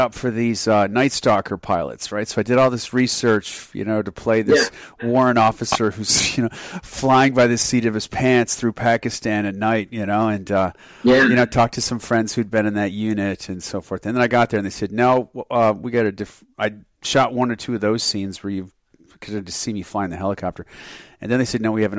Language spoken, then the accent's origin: English; United States; moved away; also born or lived in Germany; I grew up on the Canadian border